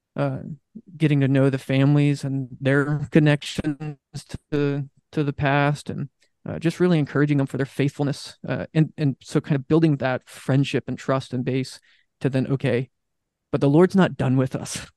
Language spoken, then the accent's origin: English; Southern California, United States; moved away as an adult; also born or lived in Pittsburgh; now in Morning Sun, United States; I grew up in Southern California